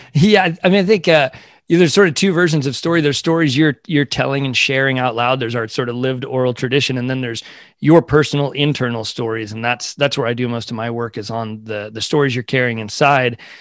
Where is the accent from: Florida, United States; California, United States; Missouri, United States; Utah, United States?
California, United States; also born or lived in Brockton, Massachusetts; we moved to California when I was two years old, so I've spent, uh, my entire life out here